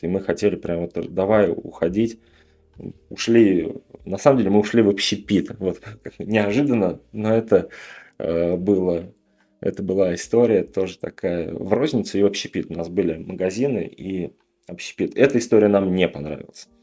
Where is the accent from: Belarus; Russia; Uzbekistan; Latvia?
Russia; Tatarstan; я сам из Татарстана тоже